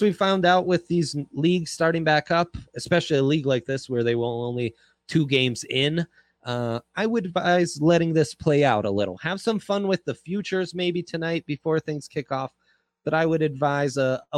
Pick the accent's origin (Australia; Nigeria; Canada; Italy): Italy; moved away; I grew up in Italy